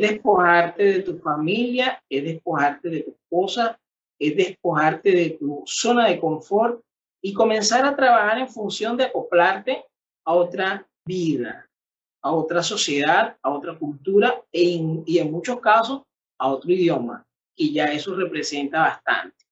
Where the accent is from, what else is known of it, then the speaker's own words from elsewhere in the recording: Venezuela; somos venezolanos, de que somos de una misma tierra